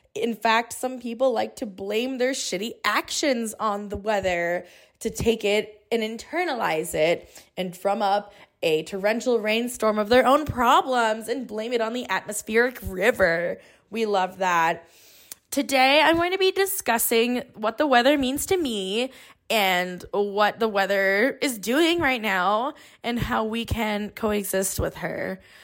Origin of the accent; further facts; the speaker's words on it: Bay Area, California, United States; I grew up here in the Bay Area